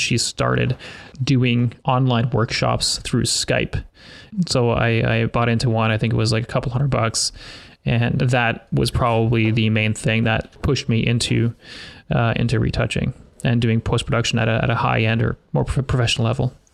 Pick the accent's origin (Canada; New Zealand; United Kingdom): Canada; also born or lived in Sudbury, Ontario; I'm a Canadian portrait photographer.